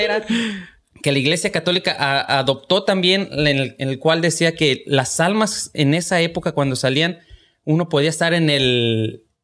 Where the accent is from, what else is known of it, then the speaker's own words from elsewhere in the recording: Lagos de Moreno, Jalisco, Mexico; moved away; en la casa, en, Lagos de Moreno, de donde yo soy.